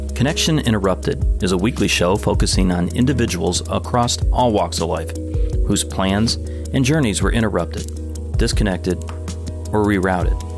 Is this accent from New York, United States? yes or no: no; Detroit, Michigan, United States; I grew up on the South Side, outside the city limit, so we went back and forth of whether I was a true Detroiter or not